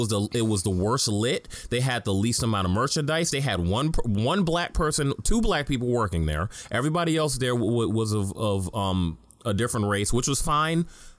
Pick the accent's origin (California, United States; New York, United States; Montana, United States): New York, United States; New York City; I grew up in Harlem